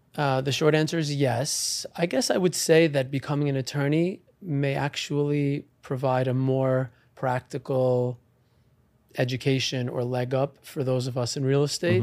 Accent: Great Neck, New York, United States; I was born and raised in Long Island in Great Neck, uh, New York

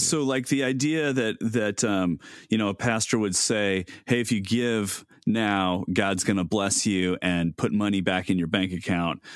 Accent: United States; as American Christians

